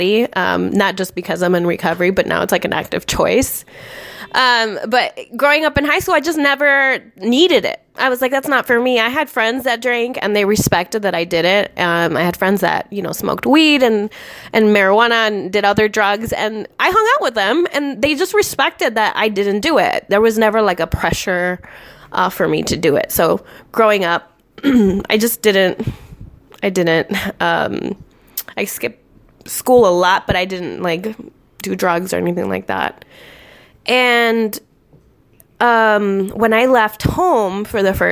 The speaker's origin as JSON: {"language": "English", "town": "Las Vegas", "region": "Nevada", "country": "United States", "tie": "born or raised there", "also_born_or_lived": "Tucson, Arizona / Minnesota", "moved": "yes", "said": "I grew up outside of Las Vegas"}